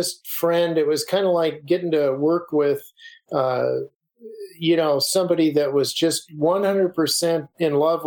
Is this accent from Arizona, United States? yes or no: yes; Arizona, United States; I'm from Arizona